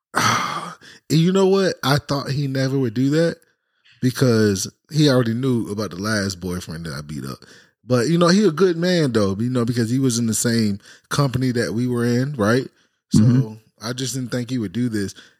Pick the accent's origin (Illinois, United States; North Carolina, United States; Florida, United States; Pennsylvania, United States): Florida, United States; Jacksonville; also born or lived in Fredericksburg, Virginia / Cuba; 15 years of my life raised in Jacksonville, Florida.